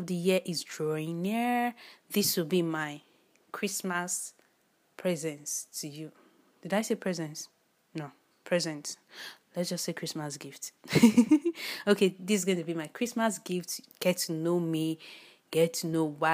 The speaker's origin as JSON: {"language": "English", "country": "Nigeria", "tie": "born or raised there", "said": "I'm a Nigerian. By birth, by origin, by nationality, by everything, I'm a Nigerian."}